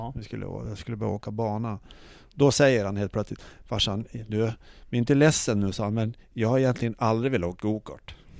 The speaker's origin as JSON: {"language": "Swedish", "country": "Sweden", "said": "vi var från Sverige"}